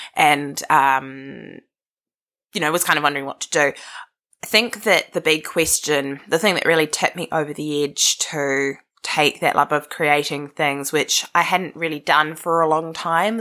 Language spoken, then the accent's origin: English; Wellington, New Zealand; I was born in Karori, the most suburb of suburbs in Wellington